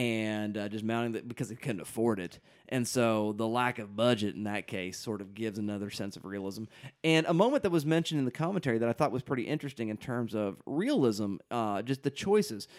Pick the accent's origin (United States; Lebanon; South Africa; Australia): United States; as an American viewer